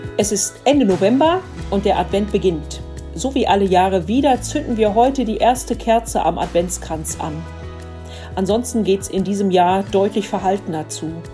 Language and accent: German; Dülmen, North Rhine-Westphalia, Germany; hier bei uns in Dülmen